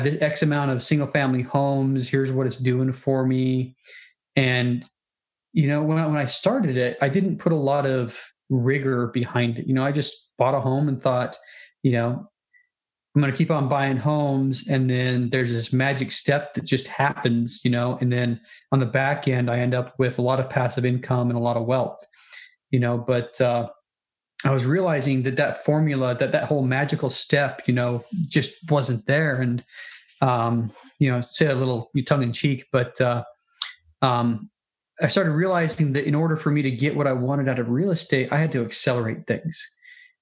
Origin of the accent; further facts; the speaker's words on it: Salt Lake City, Utah, United States; moved away as an adult; also born or lived in Minnesota / North Carolina; I was born and raised in Salt Lake City